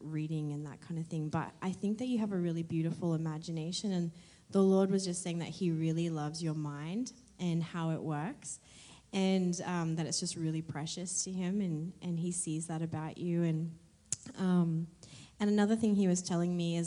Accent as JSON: {"language": "English", "country": "Australia", "moved": "yes", "said": "I'm from Australia"}